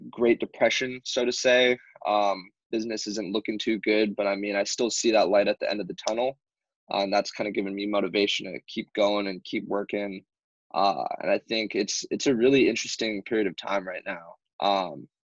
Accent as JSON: {"language": "English", "region": "Hawaii", "country": "United States", "tie": "born or raised there", "moved": "as an adult", "lives_now": "San Diego, United States", "said": "Born and raised in Hawaii"}